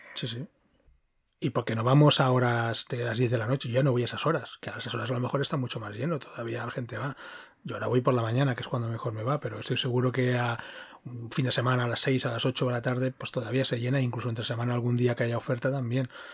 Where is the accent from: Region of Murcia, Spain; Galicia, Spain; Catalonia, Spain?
Catalonia, Spain; Girona; now in Madrid, Spain; aquí en Madrid es, más fácil, pero yo soy de Girona